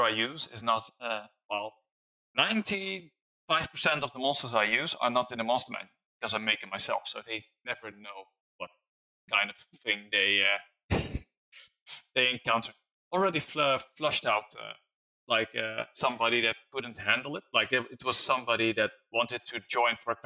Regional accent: Netherlands; I'm from Holland

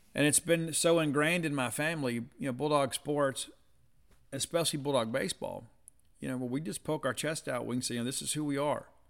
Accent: South Mississippi, United States; I'm from South Mississippi, you know, so we shelled peas

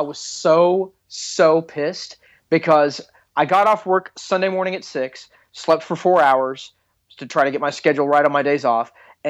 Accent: Texas, United States; because I grew up in Texas

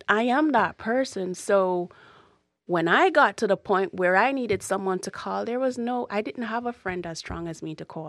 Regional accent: Jamaica; moved away; growing up in Jamaica is, is not easy. I, I refuse to say I grew up poor in Jamaica because I didn't

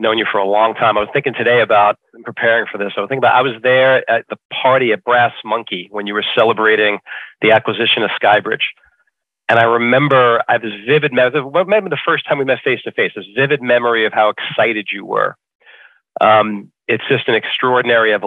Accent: New York City, New York, United States; also born or lived in Staten Island; Grew up, born in Brooklyn. What used to be called Bensonhurst.

